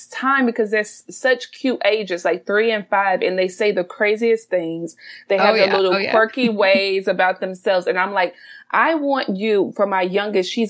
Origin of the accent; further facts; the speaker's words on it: South Carolina, United States; now in Baltimore, United States; I'm originally from the South. So I'm a South Carolina girl